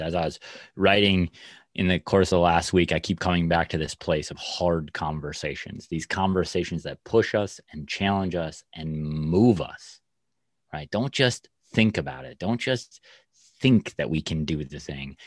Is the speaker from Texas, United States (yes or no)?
no; Minnesota, United States; being a Minnesotan